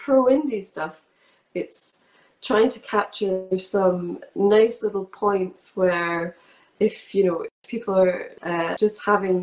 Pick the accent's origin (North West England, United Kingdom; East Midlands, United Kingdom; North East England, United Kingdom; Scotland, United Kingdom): Scotland, United Kingdom